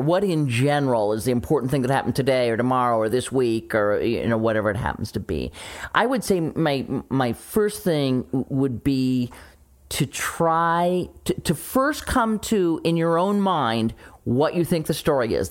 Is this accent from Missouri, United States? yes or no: yes; St. Louis, Missouri, United States; moved away; my hometown, uh, radio station, Camo X in Saint Louis